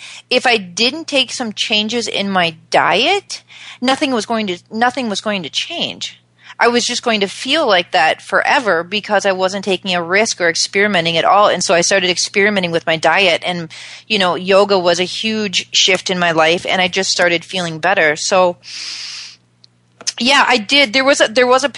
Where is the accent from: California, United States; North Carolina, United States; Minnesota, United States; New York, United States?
Minnesota, United States; Dayton; I was raised in suburban Minnesota